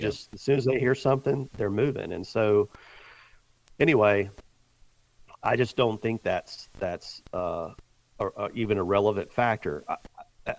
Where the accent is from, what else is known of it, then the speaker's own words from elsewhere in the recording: the South, United States; I grew up in the South